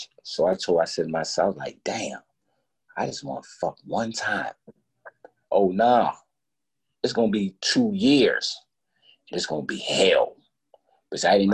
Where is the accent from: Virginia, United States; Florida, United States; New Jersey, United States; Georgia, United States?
Virginia, United States; Alexandria; I'm from Alexandria, Virginia, 10, 15 minutes from the district